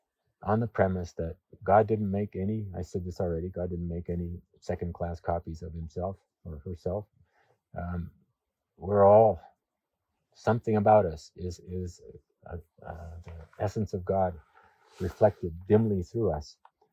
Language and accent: English; Papua New Guinea; But I was born in Papua New Guinea and grew up with people who were some of the last people in the world to have contact with the outside world.